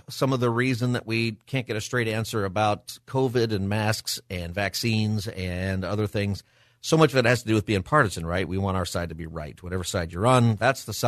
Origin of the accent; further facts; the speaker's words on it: Antelope Valley, California, United States; I got to go to private Lutheran school, kindergarten through eighth grade, growing up in the Antelope Valley